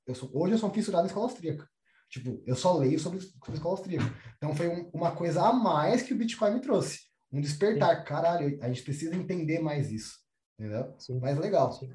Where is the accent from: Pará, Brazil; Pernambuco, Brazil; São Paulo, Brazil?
São Paulo, Brazil; moved away as an adult; also born or lived in Toronto / southern Brazil; Eu sou da Zona Oeste, sou de Pirituba